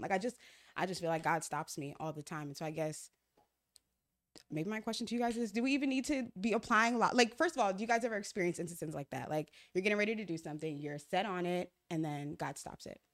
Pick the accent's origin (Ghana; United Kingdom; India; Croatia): Ghana; moved away; I'm from Ghana, so my mom left to Ghana